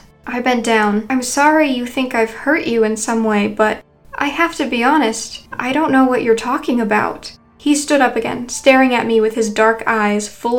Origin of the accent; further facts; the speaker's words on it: Boston, Massachusetts, United States; I'm from Boston, so I wouldn't have a New York area code, I explained to him.